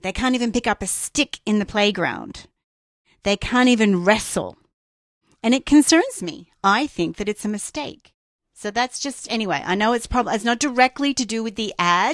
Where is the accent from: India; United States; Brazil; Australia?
Australia; growing up in Australia